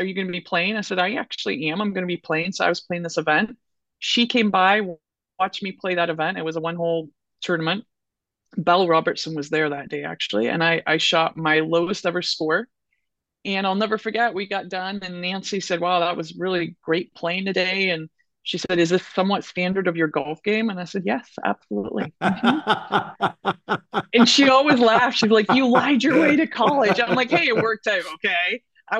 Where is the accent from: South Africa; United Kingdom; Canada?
United Kingdom; Scotland; And when you're Scottish, we all know how we like the green dollar.